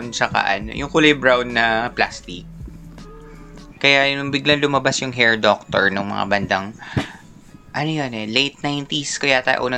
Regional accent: Central Luzon, Philippines; Taga Bulacan ako.

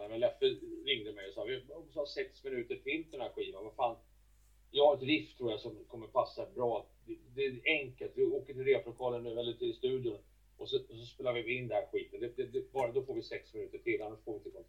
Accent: Sweden; det har tagit många år innan de accepterat oss här hemma i Sverige, det kan jag säga.

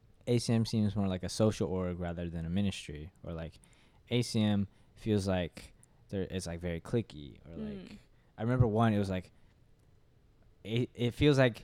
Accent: Katy, Texas, United States; I'm a senior mechanical engineering major. I'm from Katy, from Seven Lakes

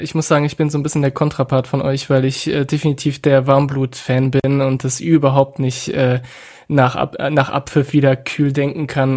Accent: France; now in Germany; ich nicht ähm, in meinem Heimatland äh, lebe

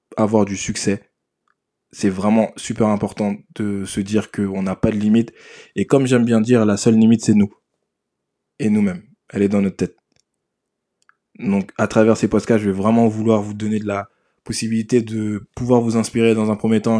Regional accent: Sevran, Île-de-France, France; J'ai grandi à Sevran, dans le 93, pour ceux qui connaissent, dans le nord de Paris.

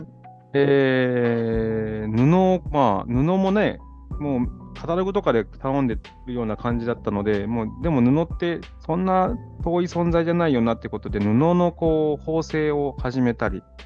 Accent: Gotsu, Shimane, Japan; moved away; also born or lived in New York, United States; この島根県江津市に帰ってきて

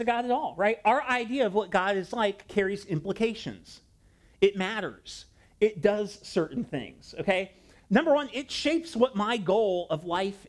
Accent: Ohio, United States; I grew up in Ohio

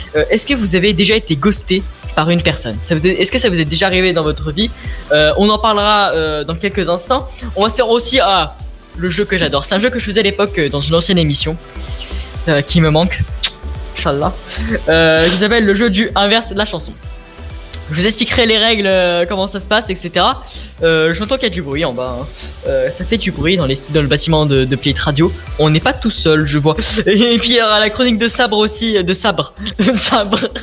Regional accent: Lyon, Auvergne-Rhône-Alpes, France; je suis de Lyon

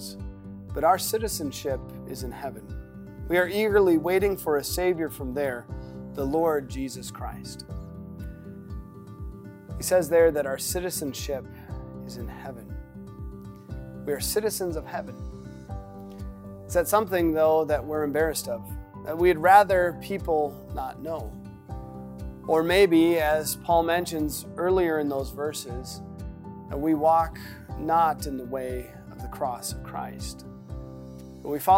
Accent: Minnesota, United States; accent: Minnesota; moved away; it sounded very Minnesotan of me

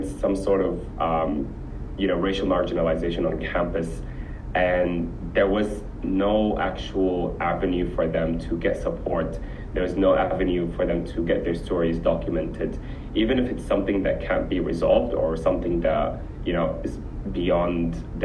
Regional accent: Sudan; also born or lived in Abu Dhabi, United Arab Emirates; now in Melbourne, Australia; I'm originally from Sudan

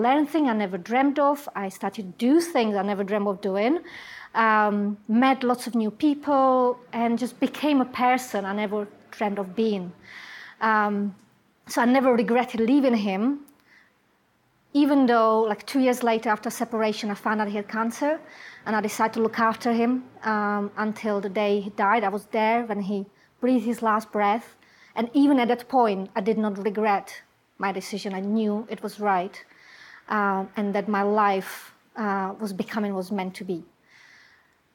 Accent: Czechia; English is a second language; moved away as an adult; I come from Czech Republic, and before I came to this country

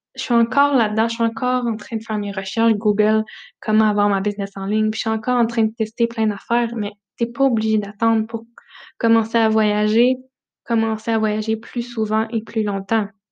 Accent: Notre-Dame-du-Bon-Conseil, Quebec, Canada; moved away; Je suis née dans un petit village, le Notre-Dame-du-Bon-Conseil, euh, près de Romanville

